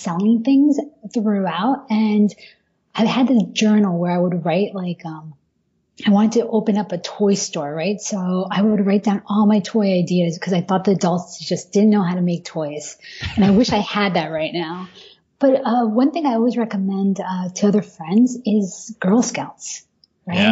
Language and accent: English; Miami, Florida, United States; moved away as an adult; also born or lived in Wellesley; now in New York, United States; when I was growing up in Miami